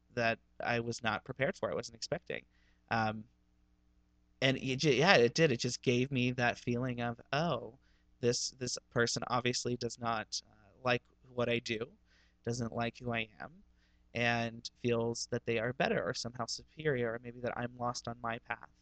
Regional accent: Ohio, United States; moved away; growing up in Ohio

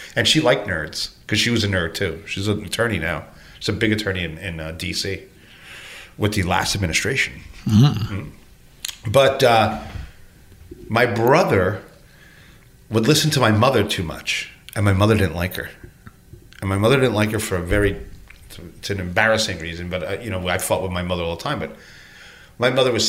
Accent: United States; I'm from Cuban descent, but I was raised here.

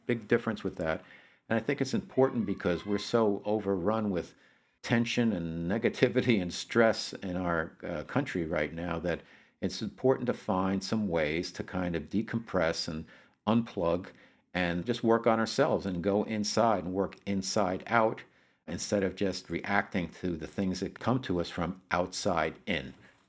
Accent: New Jersey, United States; also born or lived in New York; I come from New Jersey and New York, where, you know, half the year the weather is not that great anyhow.

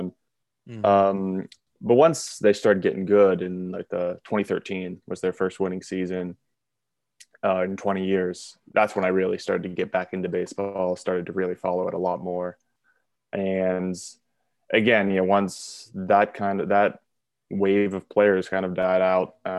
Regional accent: Pittsburgh, Pennsylvania, United States; I grew up in the South Hills of Pittsburgh, about 10 miles south of the city

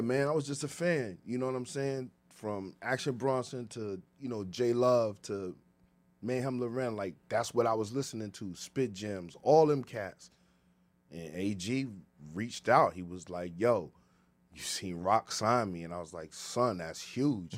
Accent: Ghana; I'm from Ghana, West Africa

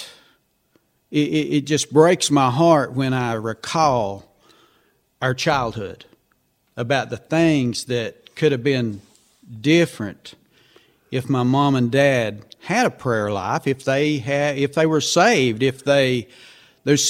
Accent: Haywood County, North Carolina, United States; moved away as an adult; now in Chuckey, United States; Originally both from Haywood County, North Carolina

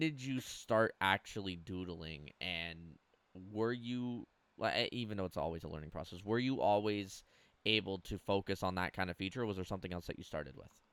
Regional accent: Canada; I'm as Canadian as they come when it comes to the cold

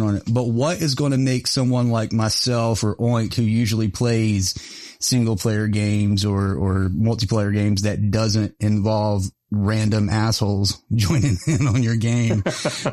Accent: Mount Airy, North Carolina, United States; I grew up just outside of Mayberry, Mount Airy, North Carolina

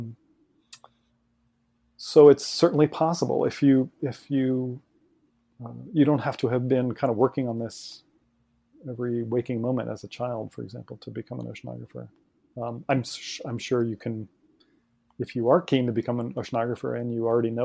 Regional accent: Ohio, United States; I grew up in Ohio, also in the middle of the country

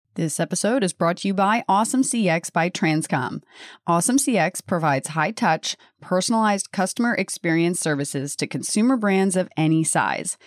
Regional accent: Delaware, United States; I'm from Delaware

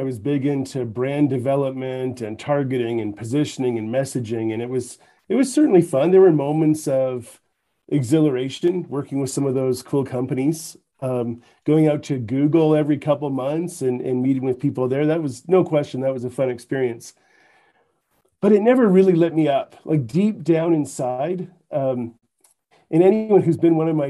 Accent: Canada; accent: Canadian; now in Utah, United States; So you're going to pick up on a Canadian accent. I'm originally from Canada, but I've been in Utah

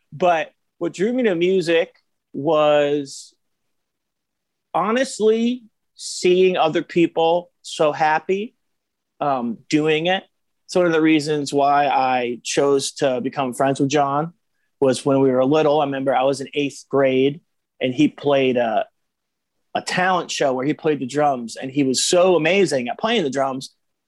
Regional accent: New Jersey, United States; born or raised there; also born or lived in Florida

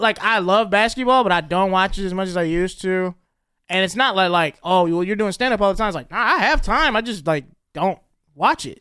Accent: the South, United States; I grew up in the South

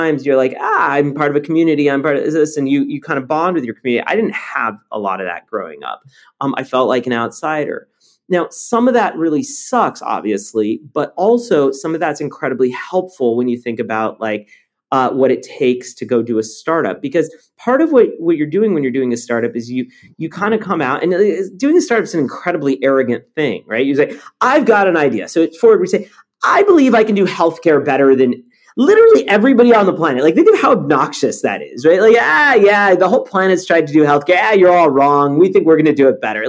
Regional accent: Los Angeles, California, United States; English is a second language; also born or lived in Paris, France; growing up

